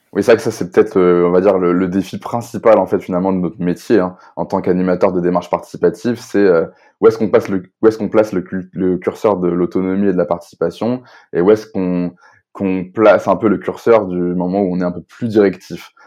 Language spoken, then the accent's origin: French; Rennes, Brittany, France